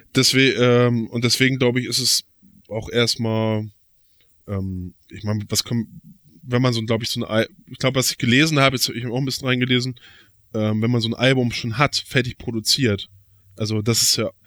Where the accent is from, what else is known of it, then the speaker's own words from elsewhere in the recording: Flensburg, Schleswig-Holstein, Germany; als gebürtiger Flensburger